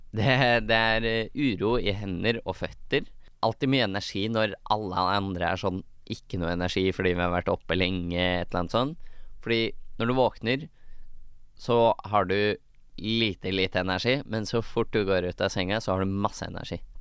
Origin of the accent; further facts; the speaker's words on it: Hønefoss, Buskerud, Norway; also born or lived in Bærum; Jeg er født i Bærum, oppvokst i Hønefoss.